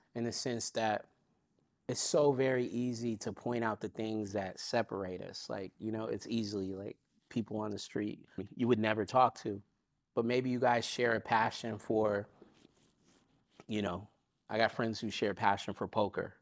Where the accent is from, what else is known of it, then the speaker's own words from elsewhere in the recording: Long Beach, California, United States; I'm from Long Beach. I'm from the west side of Long Beach in Springdale